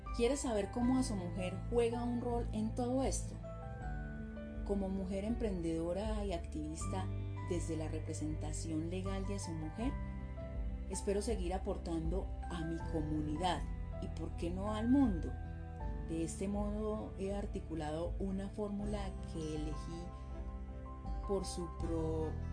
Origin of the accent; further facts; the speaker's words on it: Colombia; soy una mujer colombiana